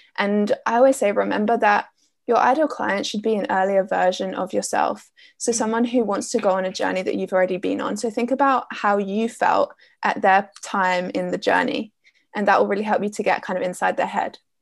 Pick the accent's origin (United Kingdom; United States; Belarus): United Kingdom; Essex, East of England; I'm from Essex in the UK